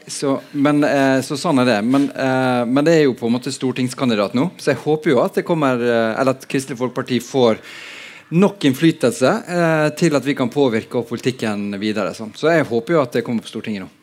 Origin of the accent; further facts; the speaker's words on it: Sunnmøre, Møre og Romsdal, Norway; moved away as an adult; also born or lived in Bergen, Norway; now in Oslo, Norway; jeg har vokst opp på Sunnmøre, men har bodd mesteparten av eh, voksenlivet her i Bergen